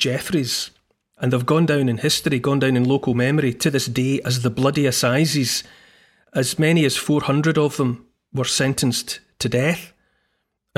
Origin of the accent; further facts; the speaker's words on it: Scotland, United Kingdom; born and raised in Scotland, in the vicinity of hills and mountains